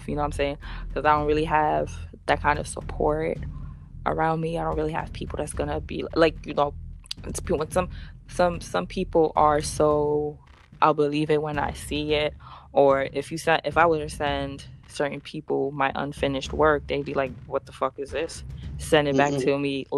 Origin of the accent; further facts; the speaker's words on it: Dominica; now in New York, United States; I have family in Guadeloupe. I was born in Dominica